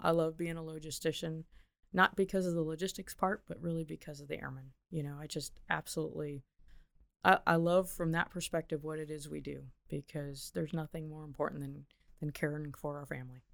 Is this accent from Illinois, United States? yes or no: yes; Big Rock, Illinois, United States; I grew up in Northern Illinois